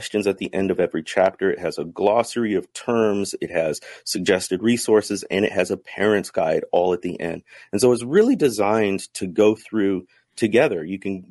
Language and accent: English; the Midwest, north of Chicago, Illinois, United States; I grew up in the Midwest, north of Chicago